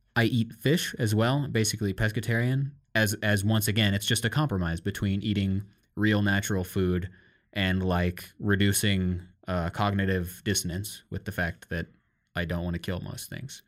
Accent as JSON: {"language": "English", "region": "Iowa", "country": "United States", "tie": "born or raised there", "said": "growing up in Iowa and America"}